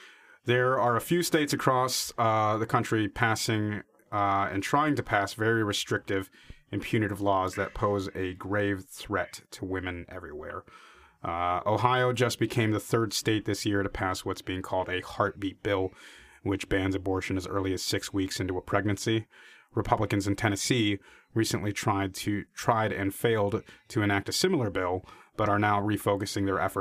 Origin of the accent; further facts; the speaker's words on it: Seoul, South Korea; born there; for people who don't know, I am Korean. I was born in Seoul.